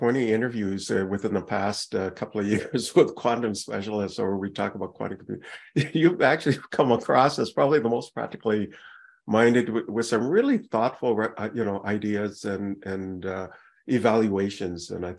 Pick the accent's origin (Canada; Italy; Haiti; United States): Canada; I'm Canadian